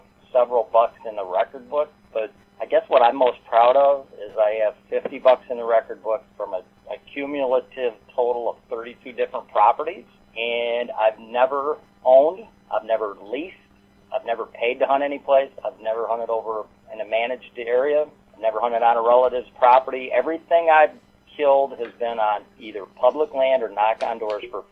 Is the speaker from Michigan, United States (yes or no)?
yes; Michigan, United States; I'm from Michigan